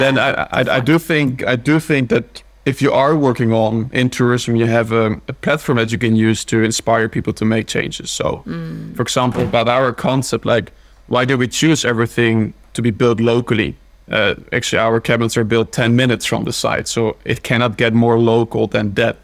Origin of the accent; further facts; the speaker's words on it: Netherlands; moved away as an adult; also born or lived in Belgium / Scotland / Switzerland / Italy; now in Oslo, Norway; I'm from the Netherlands. Mm-hmm. Born and raised there.